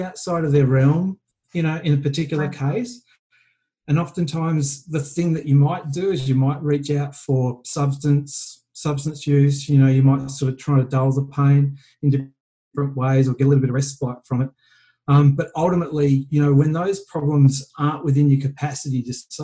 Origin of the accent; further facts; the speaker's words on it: Australia; now in Vancouver, Canada; being an Aussie expat